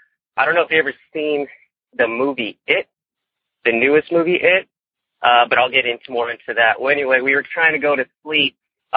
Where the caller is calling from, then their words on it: Mentone, California, United States; Well, I come from Mentone, California, kind of a little ways down from going up to Forest Falls and a road to get to Big Bear.